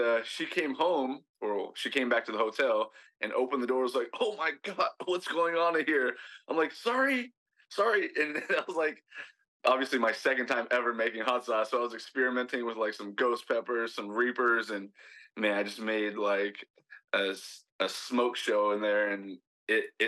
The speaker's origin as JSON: {"language": "English", "town": "San Diego", "region": "California", "country": "United States", "moved": "as an adult", "lives_now": "Hawaii, United States", "said": "I'm originally from San Diego"}